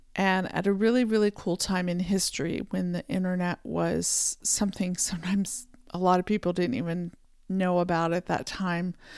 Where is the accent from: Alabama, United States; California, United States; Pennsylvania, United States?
Pennsylvania, United States; I was born in Pennsylvania in the United States, and I, uh, grew up, uh, riding horses